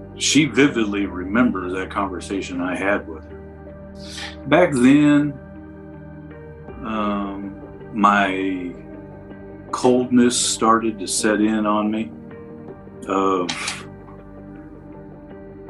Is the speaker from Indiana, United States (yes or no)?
yes; Indianapolis, Indiana, United States; also born or lived in Speedway, Indiana; I moved from Pike Township in the middle of the eighth grade and went to Fulton Junior High